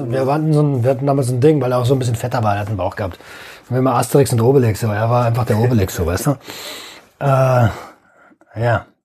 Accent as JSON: {"language": "German", "region": "Berlin", "country": "Germany", "said": "ich komme aus Berlin, wohne jetzt hier und so."}